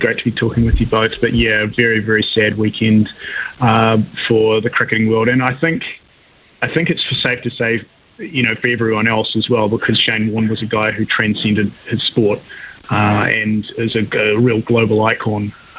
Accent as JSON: {"language": "English", "country": "New Zealand", "tie": "born or raised there", "said": "being a kid growing up in New Zealand in the 80s and early 90s"}